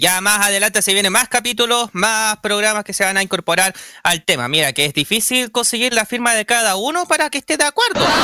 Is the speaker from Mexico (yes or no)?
no; Chile; como todo chileno